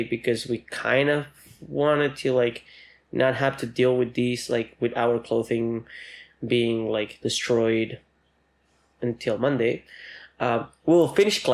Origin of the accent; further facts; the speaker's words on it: Argentina; moved away; I was born in Argentina in one area, raised in another. The area where I was raised, it's a rainforest kind of area